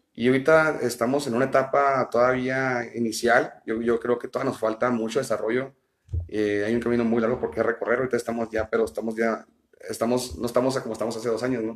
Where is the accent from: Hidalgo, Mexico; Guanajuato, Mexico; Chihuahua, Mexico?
Chihuahua, Mexico; Ciudad Juárez; soy nacido en, la ciudad de Chihuahua, eh, tengo viviendo aquí en Ciudad Juárez ya eh, pues, toda mi vida, de los dos años que me vine aquí